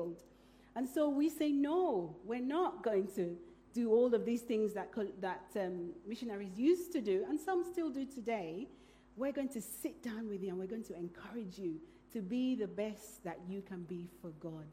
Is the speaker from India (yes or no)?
no; Nigeria; now in Iquitos, Peru; I was born in Nigeria